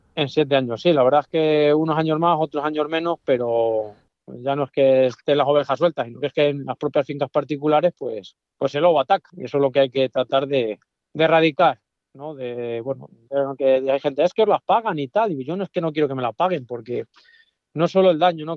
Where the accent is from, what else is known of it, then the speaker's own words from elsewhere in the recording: Hoyo de Pinares, Castile and León, Spain; yo en mi pueblo estoy muy cerca al hoyo de Pinaras, el municipio.